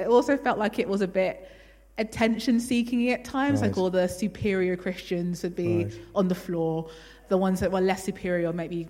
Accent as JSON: {"language": "English", "region": "London", "country": "United Kingdom", "tie": "born or raised there", "said": "I was brought up in Elam Churches in London, but I didn't really have any interest in God."}